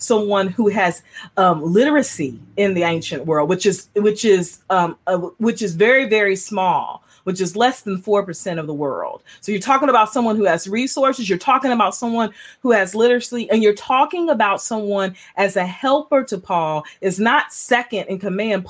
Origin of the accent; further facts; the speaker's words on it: United States; moved away; I'm from Kentucky, Georgia originally